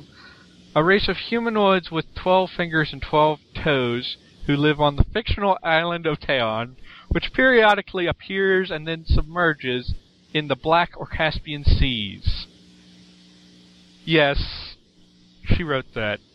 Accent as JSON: {"language": "English", "country": "United States", "accent": "American", "first_language": "English", "said": "I can just fight to bring back my American accent"}